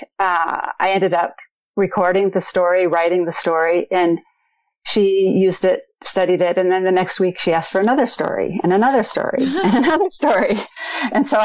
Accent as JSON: {"language": "English", "region": "Minnesota", "country": "United States", "tie": "born or raised there", "accent": "Midwest", "moved": "yes", "lives_now": "North Carolina, United States", "said": "Grew up in Minnesota in the Midwest, so people say I have more of a Midwest accent"}